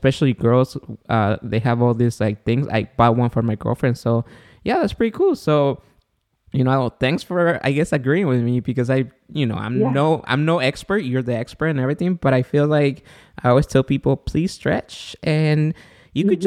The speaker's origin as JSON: {"language": "English", "country": "Guatemala", "moved": "yes", "said": "I'm from Guatemala"}